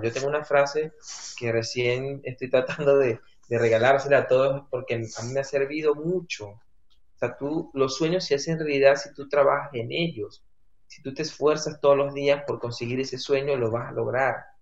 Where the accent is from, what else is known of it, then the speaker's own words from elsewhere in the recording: Venezuela; moved away as an adult; sigo siendo venezolano